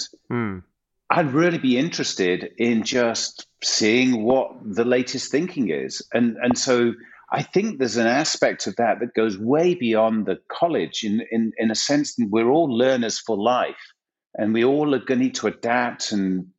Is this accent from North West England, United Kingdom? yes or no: yes; Macclesfield, North West England, United Kingdom; now in Los Angeles, United States; 17-year-old student working in Sainsbury's in Macclesfield in Northern England